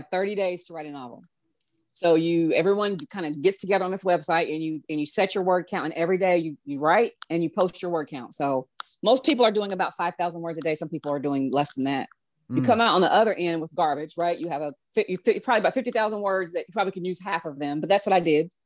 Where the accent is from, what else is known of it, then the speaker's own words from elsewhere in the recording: the South, United States; I'm a Southerner